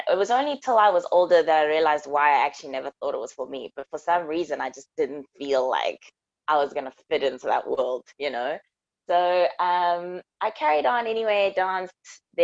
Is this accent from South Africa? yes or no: yes; Johannesburg, Gauteng, South Africa; moved away as an adult; now in London, United Kingdom; I'm from Africa, born and bred in Johannesburg. And I am in London.